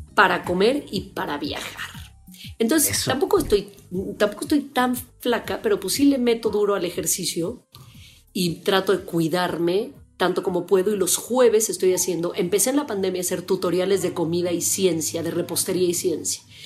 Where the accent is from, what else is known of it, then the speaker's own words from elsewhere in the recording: Mexico City, Mexico; estudié en el Colegio Madrid, que es una, escuela de refugiados españoles